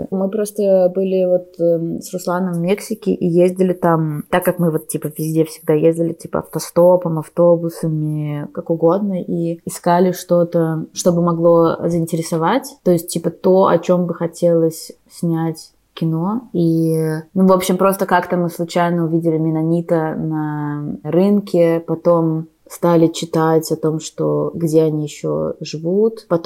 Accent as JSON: {"language": "Russian", "country": "Belarus", "tie": "born or raised there", "also_born_or_lived": "Russia", "said": "оба из них сняты в странах, в которых я выросла, ну типа в Беларуси и в России."}